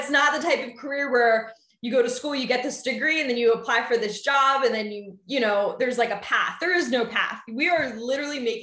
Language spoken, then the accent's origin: English; Philadelphia, Pennsylvania, United States; also born or lived in Ohio; I'm actually originally from Philly, born and raised